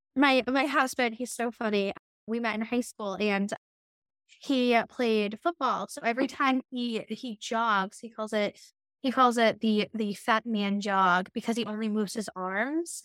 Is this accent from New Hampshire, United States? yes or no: yes; New Hampshire, United States; I'm from New, New Hampshire